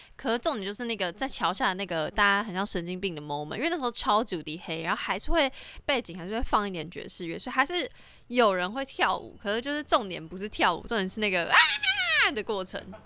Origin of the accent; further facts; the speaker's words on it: Taiwan; 我那一届只有我一个台湾人去